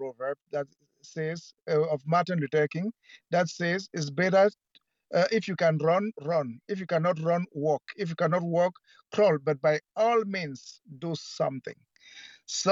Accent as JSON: {"language": "English", "country": "Cameroon", "tie": "born or raised there", "also_born_or_lived": "United States", "moved": "yes", "lives_now": "Germany", "said": "right now I'm in Germany, but I'm Cameroonian by birth"}